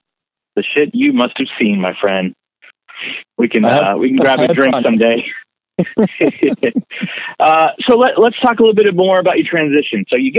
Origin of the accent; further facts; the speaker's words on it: the Bay Area, California, United States; moved away; I'm from the Bay Area.